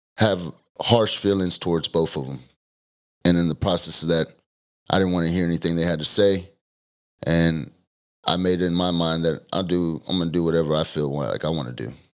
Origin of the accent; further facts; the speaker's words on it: Denton, Texas, United States; also born or lived in Argyle, Texas; I was born in Denton, Texas. I lived in Argyle until I was ten.